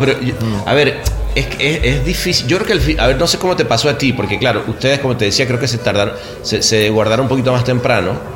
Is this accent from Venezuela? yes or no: yes; Venezuela; moved away as an adult; also born or lived in Mexico; como venezolano